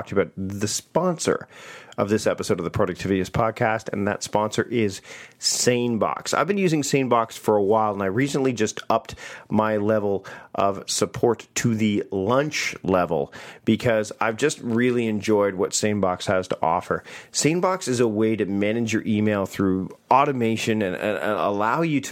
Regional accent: Canada; As a Canadian

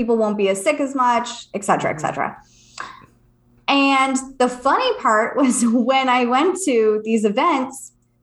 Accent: California, United States; moved away; also born or lived in Virginia Beach; I'm from California

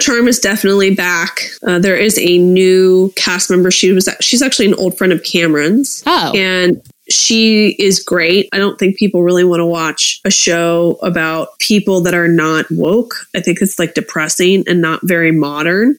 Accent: suburbs of Philadelphia, Pennsylvania, United States; moved away as an adult; also born or lived in Hershey, Pennsylvania / Washington, District of Columbia, United States; now in Los Angeles, United States; I grew up in the suburbs of Philly, and then I went to boarding school for four years in Hershey, Pennsylvania

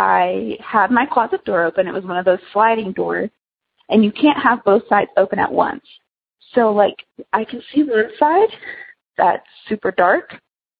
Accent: United States; moved away as an adult; now in Wichita, United States; I go to school in Wichita, but my hometown is about an hour away from Branson

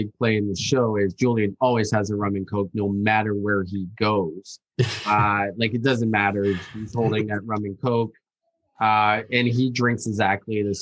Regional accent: East Coast of Canada, Atlantic Canada, Canada; Where I'm born, so I'm coming from the East Coast

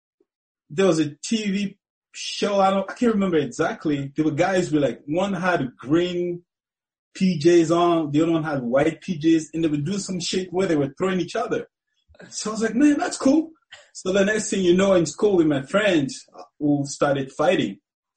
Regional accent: Cameroon; now in United States; You know, it's totally different. You know, it's it's different. You know, people are more out there. Because when I first moved to America, you know, I'll go to the street. I'll never see anybody.

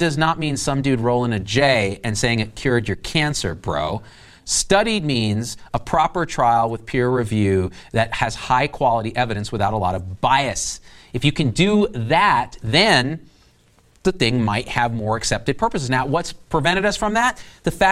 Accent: Central Valley of California, United States; I grew up in Central Valley of California

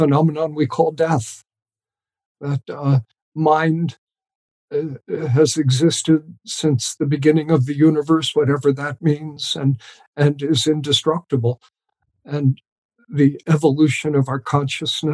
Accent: New York, United States; moved away; I grew up just outside of New York City

